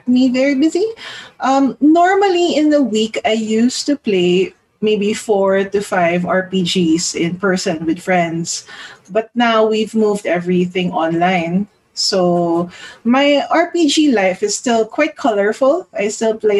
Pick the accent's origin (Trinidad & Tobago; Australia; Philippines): Philippines; I'm from the Philippines